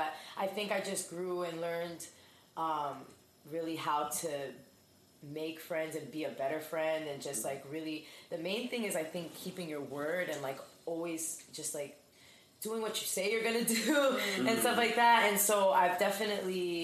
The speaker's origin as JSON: {"language": "English", "town": "Elizabeth", "region": "New Jersey", "country": "United States", "said": "I'm from Union County. I'm from Elizabeth."}